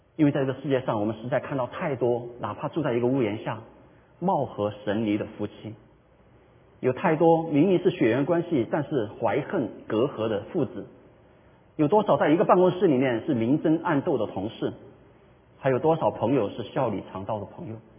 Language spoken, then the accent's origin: Chinese; China; 我们中国人的传统佳节，中秋节